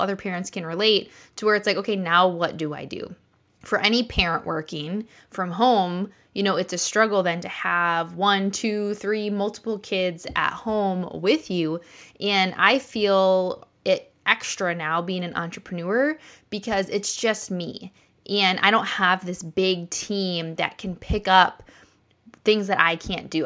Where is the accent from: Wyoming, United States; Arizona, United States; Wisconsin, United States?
Wisconsin, United States; I'm from Wisconsin here